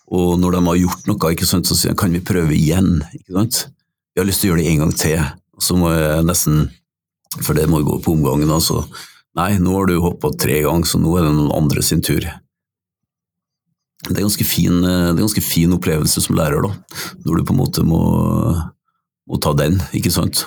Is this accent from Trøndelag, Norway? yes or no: yes; Røros, Trøndelag, Norway; en lærer som jeg hadde på Røros, der jeg vokste opp